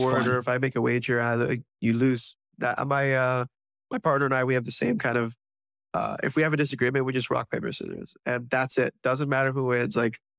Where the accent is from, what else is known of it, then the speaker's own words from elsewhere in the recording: United States; I'm as American as both of you guys. You know, I grew up here, I'm born here.